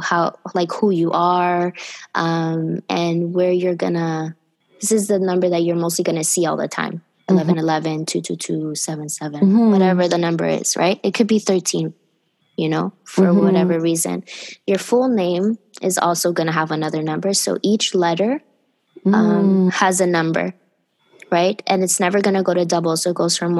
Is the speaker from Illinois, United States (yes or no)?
no; Miami, Florida, United States; I grew up in Miami